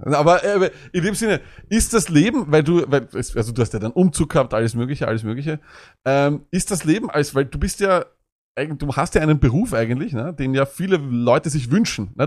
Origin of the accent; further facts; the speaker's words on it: Austria; bei uns in Österreich